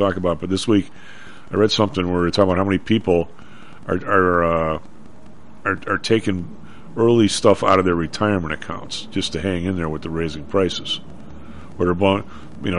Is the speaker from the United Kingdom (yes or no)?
no; Chicago, Illinois, United States; I'm from the South Side.